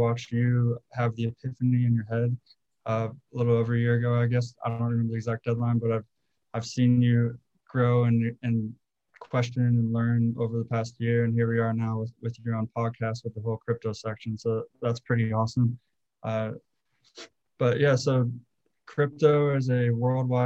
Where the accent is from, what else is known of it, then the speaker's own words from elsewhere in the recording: Ohio, United States; him and I grew up together in Ohio